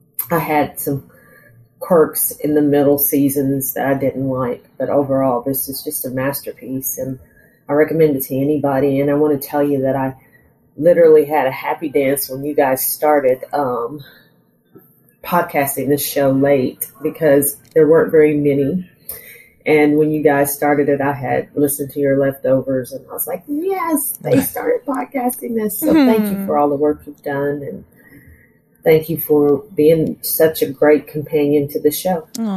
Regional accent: Texas, United States; now in Arizona, United States; And I am living in Arizona, but I'm from Texas.

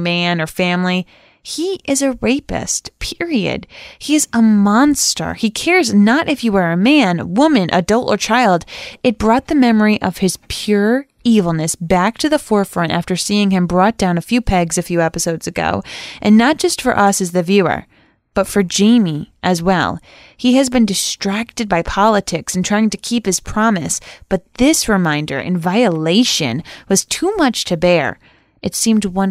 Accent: Rhode Island, United States; I'm from Rhode Island

